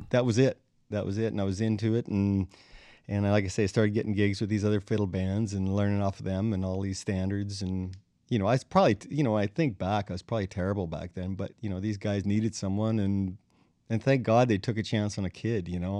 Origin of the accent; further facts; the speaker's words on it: Crane Valley, Saskatchewan, Canada; I'm from Crane Valley, Saskatchewan